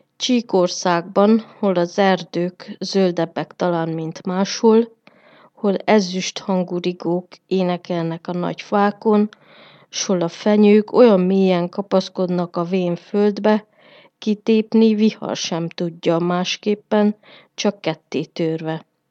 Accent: Miercurea Ciuc, Harghita County, Romania; born or raised there

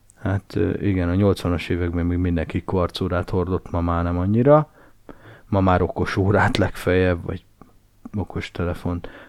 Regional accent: Nagykanizsa, Zala, Hungary; én Nagykanizsán nőttem fel nagy részt

